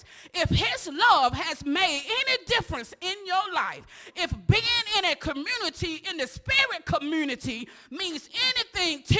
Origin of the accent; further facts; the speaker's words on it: Osceola, United States; I'm from Osceola. Osceola is divided up between Babylon, the Projects, Wildcat, and who? College Hill, Fieldstone